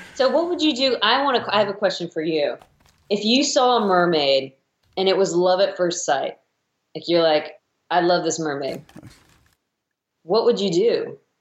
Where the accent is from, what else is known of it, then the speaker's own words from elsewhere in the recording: Midwest, United States; I grew up in the Midwest